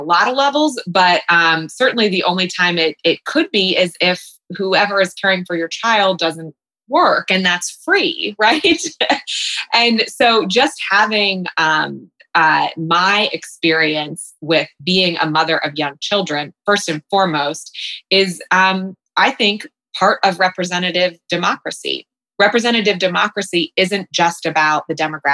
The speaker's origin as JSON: {"language": "English", "town": "Columbus", "region": "Ohio", "country": "United States", "tie": "born or raised there", "also_born_or_lived": "New York City", "lives_now": "Columbus, United States", "said": "I was born in Columbus. I was born in Berwick. My parents divorced when I was young."}